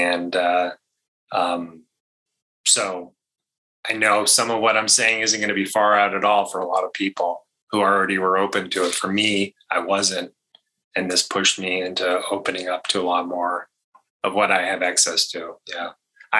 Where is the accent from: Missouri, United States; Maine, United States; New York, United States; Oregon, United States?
Maine, United States; I grew up in Maine